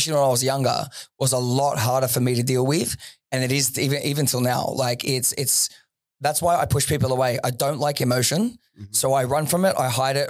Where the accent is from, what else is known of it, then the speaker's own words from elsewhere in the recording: Sydney, New South Wales, Australia; moved away as an adult; also born or lived in Dubai; Western Sydney